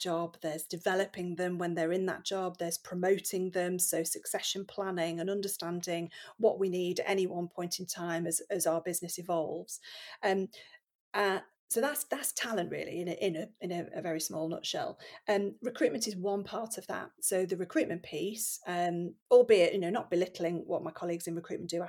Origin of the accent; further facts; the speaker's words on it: Nottingham, East Midlands, United Kingdom; I grew up in Nottingham